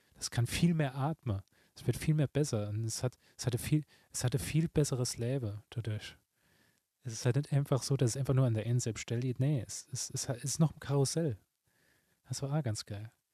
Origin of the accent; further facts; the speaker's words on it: Saarbrücken, Saarland, Germany; mir als Saarbrücker